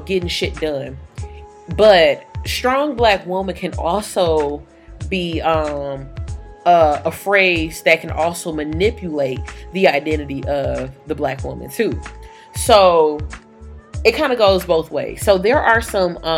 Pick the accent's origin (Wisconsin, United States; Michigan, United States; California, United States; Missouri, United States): Michigan, United States; Detroit; accent: a little bit country; I am from Detroit. Some of my family is from down south